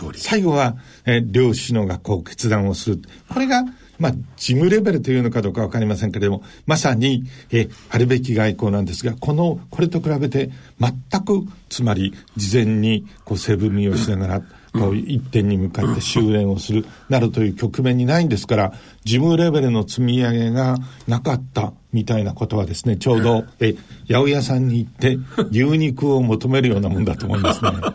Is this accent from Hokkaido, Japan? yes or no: yes; Hokkaido, Japan; moved away; also born or lived in Tokyo; どさんこで、父は、えっ、ー、と、北海道の橋別というところに大きな炭鉱があって